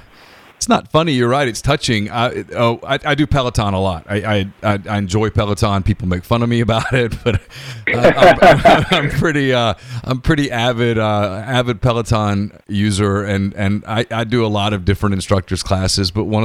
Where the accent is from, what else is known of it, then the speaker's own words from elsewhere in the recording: North Louisiana, United States; also born or lived in Mobile, Alabama; I'm white. I grew up in North Louisiana. I went to school at Ole Miss, and then I went to school at Louisiana Monroe